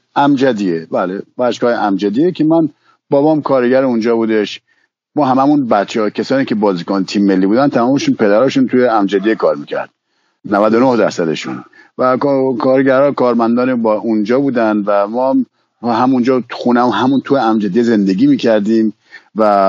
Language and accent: Persian; Iran; moved away as an adult; now in France; خودم از ایران اومدم بیرون و اومدن به فرانسه